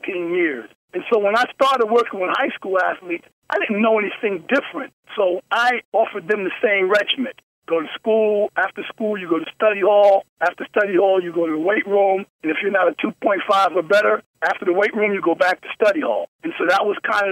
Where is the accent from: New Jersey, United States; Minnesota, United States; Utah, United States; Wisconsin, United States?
New Jersey, United States; Paterson; I come from Paterson, New Jersey